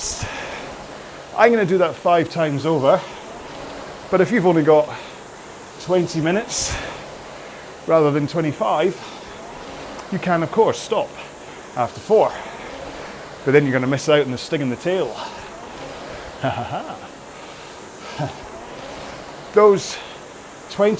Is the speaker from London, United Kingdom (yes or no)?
no; Scotland, United Kingdom; accent: Scottish